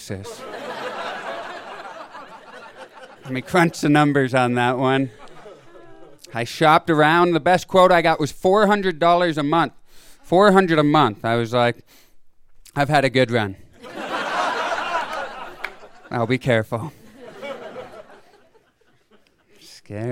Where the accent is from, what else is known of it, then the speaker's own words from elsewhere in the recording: Canada; I'm from Canada